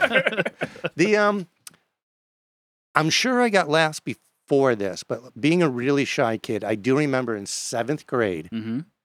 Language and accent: English; New York, United States; I grew up in New York State